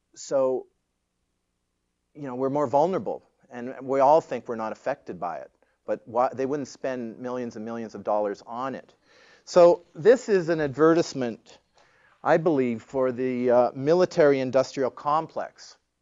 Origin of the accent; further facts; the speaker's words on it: Toronto, Ontario, Canada; I grew up in Toronto.